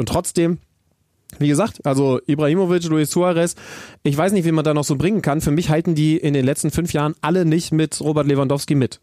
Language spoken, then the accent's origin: German; Wolfsburg, Lower Saxony, Germany; moved away; in Wolfsburg haben, was mich natürlich sehr freut, meiner alten Heimat